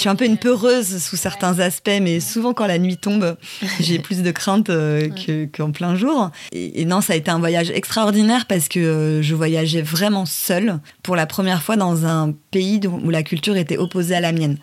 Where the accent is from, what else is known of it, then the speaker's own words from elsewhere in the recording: Paris, Île-de-France, France; Je viens de Paris